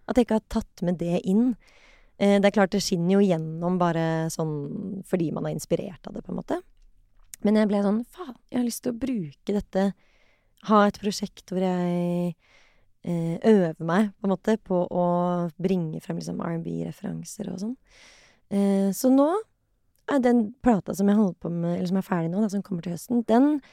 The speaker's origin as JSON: {"language": "Norwegian", "region": "Oslo", "country": "Norway", "tie": "born or raised there", "said": "jeg vokste opp på Kampen, og så flyttet vi da jeg var ti."}